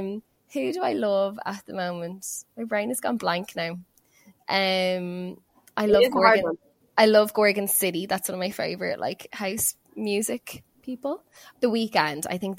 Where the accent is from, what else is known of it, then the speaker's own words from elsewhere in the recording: Australia; growing up in Australia, not realizing it.